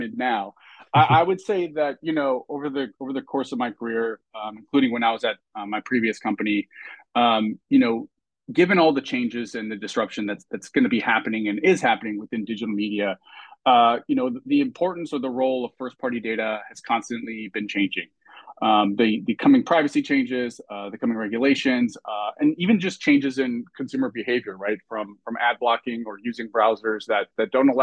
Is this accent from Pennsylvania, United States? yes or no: no; Southern California, United States; I'm from Southern California